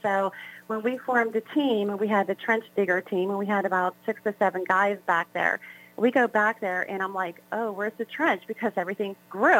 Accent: South Hills, Pennsylvania, United States; I basically grew up within the South Hills area, um, so this is like my home, you know, for very long

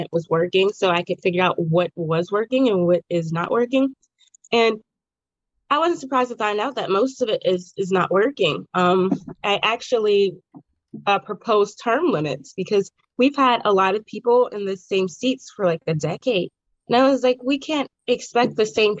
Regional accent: Braddock, Pennsylvania, United States; I actually requested to be in my hometown

